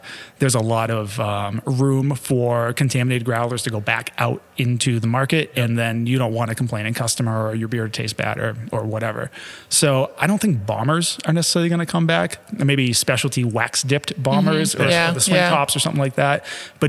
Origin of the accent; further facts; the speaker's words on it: Massachusetts, United States; accent: Massachusetts; See, and I can regress my Massachusetts accent that I've lost since I moved up here.